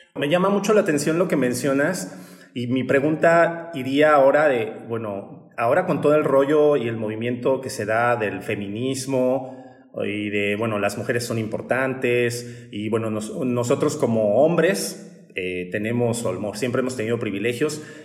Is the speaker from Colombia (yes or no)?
no; Mexico; estos paradigmas que tenemos como sociedad mexicana